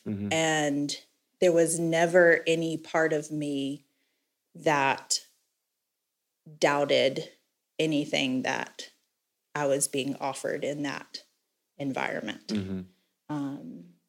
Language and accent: English; Florence, South Carolina, United States; So I was born in Florence, South Carolina. I'm the middle child of 5 kids.